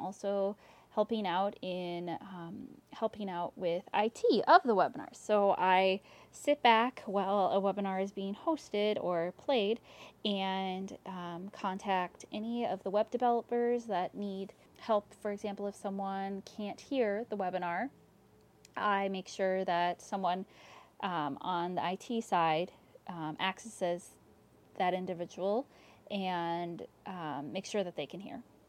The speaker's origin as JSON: {"language": "English", "town": "Maple Grove", "region": "Minnesota", "country": "United States", "said": "I am from Maple Grove, Minnesota"}